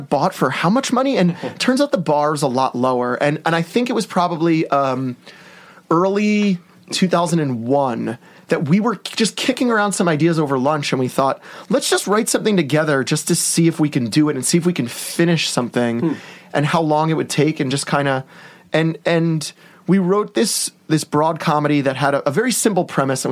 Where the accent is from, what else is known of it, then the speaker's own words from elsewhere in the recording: New York, United States; I'm from New York